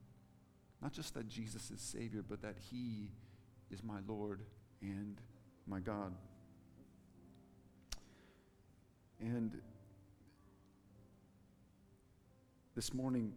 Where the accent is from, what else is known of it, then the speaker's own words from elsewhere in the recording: Bible Belt of the United States, United States; now in New Zealand; Growing up in the Bible Belt of the United States